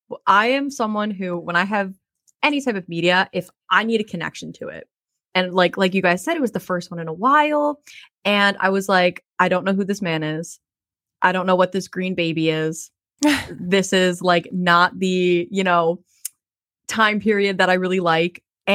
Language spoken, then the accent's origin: English; New Jersey, United States; So I'm going to say this fully born and bred in Jersey.